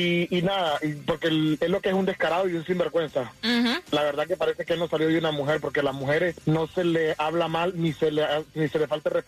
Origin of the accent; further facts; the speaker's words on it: Cuba; porque yo soy cubano y eso es una falta de respeto.